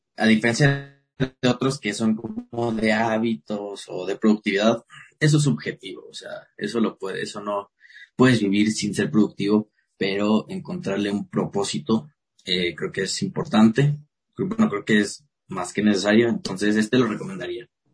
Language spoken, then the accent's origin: Spanish; Querétaro, Mexico; Soy de, soy de Querétaro, soy de provincia